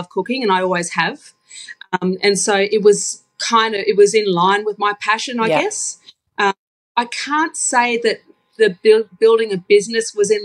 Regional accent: Townsville, Queensland, Australia; moved away as an adult; now in Brisbane, Australia; So I'm a Townsville girl, born and bred. And I've been living in Brisbane for the last almost 20 years.

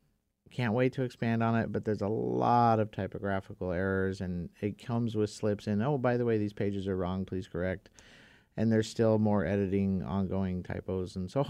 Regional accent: Reno, Nevada, United States; I grew up in Reno.

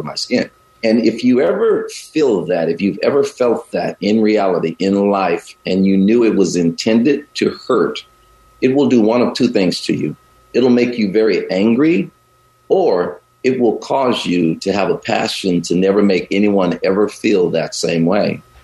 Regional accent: the South, United States; also born or lived in Chicago, Illinois; now in Bay Area, United States; although I live here in the Bay Area now and traveled all over the country and parts of the world, I grew up in the South

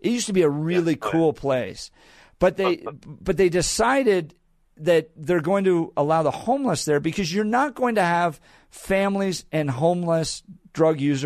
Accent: Colorado, United States; I grew up here, went to college

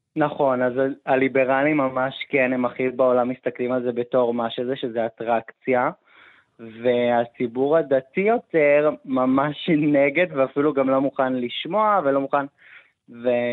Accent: Petah Tikva, Central District, Israel; גדלתי בפתח תקווה, כל החיים גרתי פה

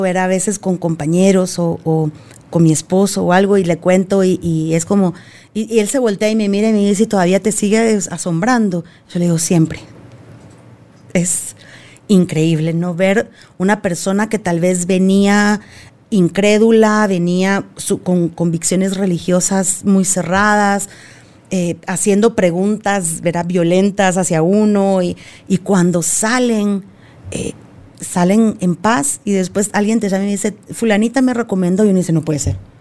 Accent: Argentina; moved away; como buena argentina, pesada

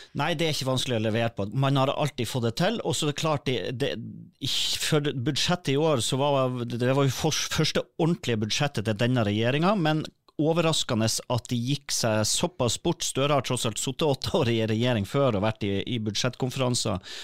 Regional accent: Northern Norway, Norway; jeg kommer jo fra Nord-Norge

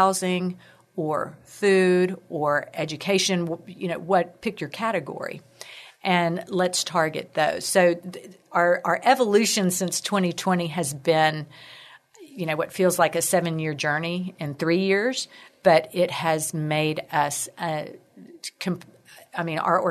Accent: Corpus Christi, Texas, United States; moved away as an adult; now in San Antonio, United States; was born and raised in Corpus Christi

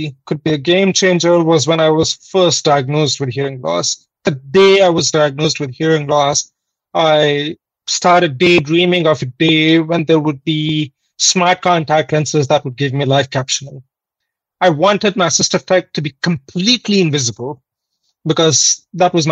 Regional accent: India; moved away as an adult; now in Canada; I'm originally from India, but I came to Canada in 2016.

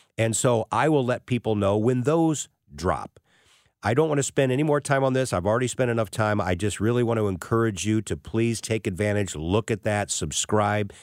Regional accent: St. Louis, Missouri, United States; also born or lived in Columbia, Missouri / Wichita, Kansas; I end up back in my hometown as a sportscaster for Channel four here in town

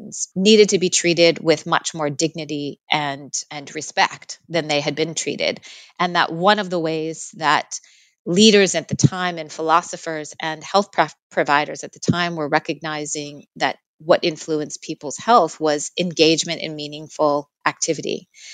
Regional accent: United States; now in Australia; I am an American in Australia, is one identity that I really hold.

